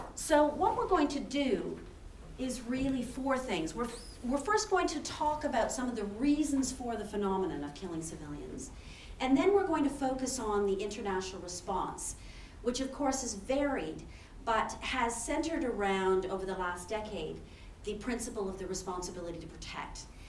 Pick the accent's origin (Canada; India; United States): Canada; moved away as an adult; now in Oxford, United Kingdom; I'm originally from Canada